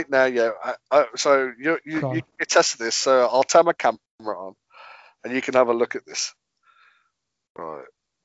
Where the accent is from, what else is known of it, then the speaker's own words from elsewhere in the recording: Birmingham, West Midlands, United Kingdom; I find I can't do a Birmingham accent, even though I'm from Birmingham